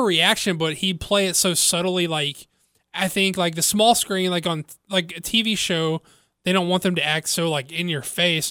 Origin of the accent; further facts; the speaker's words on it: the South, United States; I'm from the South